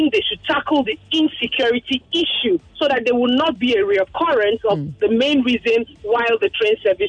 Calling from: Lagos, Nigeria; I'm calling you from Lekki.

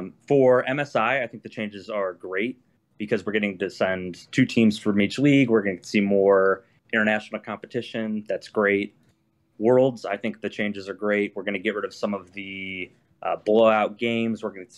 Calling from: Dayton, Ohio, United States; I'm calling from Dayton, Ohio.

